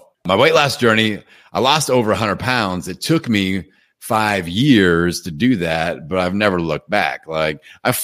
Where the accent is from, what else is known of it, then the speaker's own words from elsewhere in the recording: Indiana, United States; I'm from Indiana, and I always played basketball growing up.